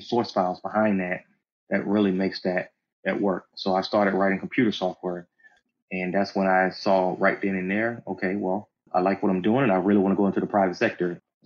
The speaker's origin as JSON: {"language": "English", "region": "the South", "country": "United States", "tie": "born or raised there", "said": "growing up in the South"}